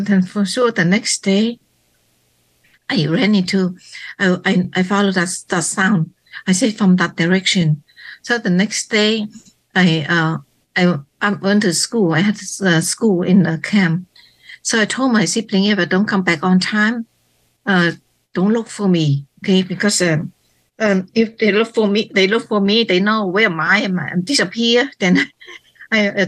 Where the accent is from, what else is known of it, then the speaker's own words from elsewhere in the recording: Phnom Penh, Cambodia; moved away; also born or lived in Thailand; my hometown in Phnom Penh